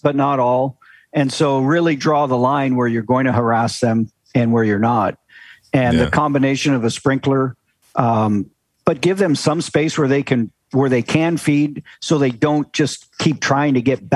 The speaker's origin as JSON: {"language": "English", "region": "Kansas", "country": "United States", "tie": "born or raised there", "also_born_or_lived": "South Carolina / Maine / Idaho", "moved": "yes", "said": "I grew up in Kansas"}